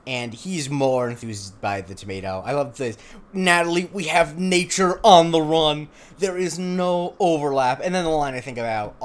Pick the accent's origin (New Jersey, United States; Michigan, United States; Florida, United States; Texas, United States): Florida, United States; the neighborhood I grew up in Florida was not a gated community